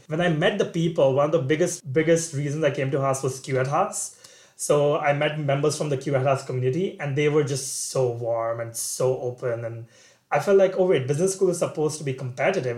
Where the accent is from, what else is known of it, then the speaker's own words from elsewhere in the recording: Kolkata, West Bengal, India; moved away as an adult; also born or lived in Singapore; now in United States; So I grew up in India in a city called Kolkata, Calcutta in the east. And after 18 years of my life living with my parents